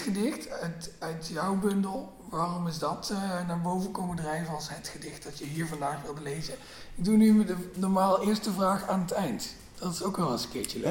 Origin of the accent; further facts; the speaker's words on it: Limburg, Netherlands; mijn geboortedorp